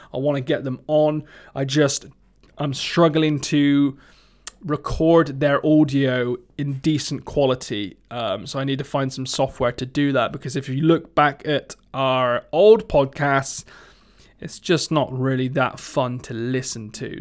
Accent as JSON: {"language": "English", "area": "Somerset", "region": "South West England", "country": "United Kingdom", "accent": "Somerset", "said": "my Somerset accent"}